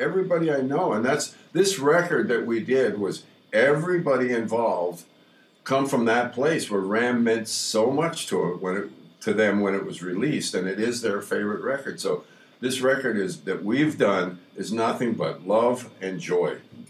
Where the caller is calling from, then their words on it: Los Angeles, California, United States; morning from Los Angeles, a 90-degree weather.